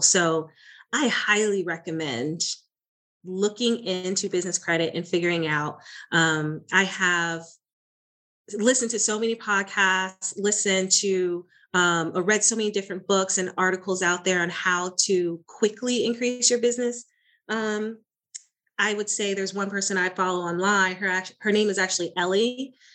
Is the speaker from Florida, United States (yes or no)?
yes; Florida, United States; now in Dallas, United States; I am originally from Florida, now in the Texas, Dallas area